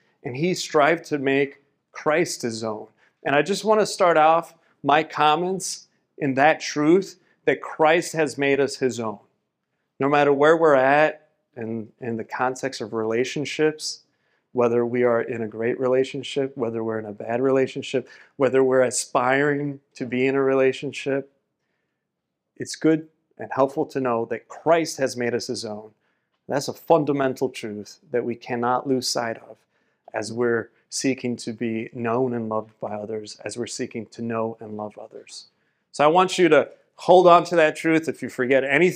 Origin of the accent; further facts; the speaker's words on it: Miami, Florida, United States; I was born and raised in Miami, Florida